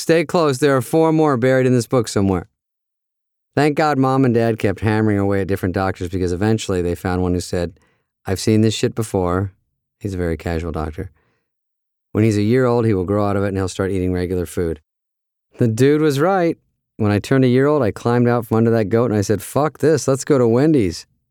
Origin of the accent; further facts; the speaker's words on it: Arizona, United States; also born or lived in Michigan; When I was four, my dad had this great idea to move from Michigan, where he was from and where my brothers and I were all born, to Arizona